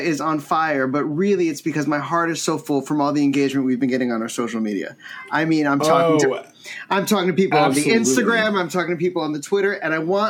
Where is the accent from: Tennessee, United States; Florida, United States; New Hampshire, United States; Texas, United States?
Florida, United States; I'm from Florida.